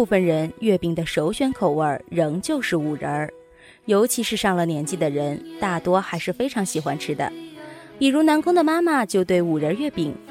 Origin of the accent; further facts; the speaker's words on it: China; 我们中国人